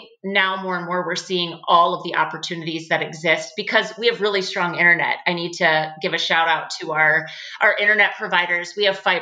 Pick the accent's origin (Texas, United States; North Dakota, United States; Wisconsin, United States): North Dakota, United States; Oakes; I'm actually from Oaks, North Dakota, where I'm at now. Was born and raised here